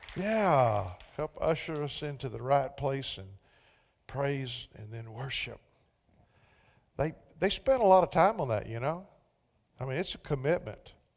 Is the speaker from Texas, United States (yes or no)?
yes; Central Texas, United States; moved away; I was from Central Texas. So some of us Texans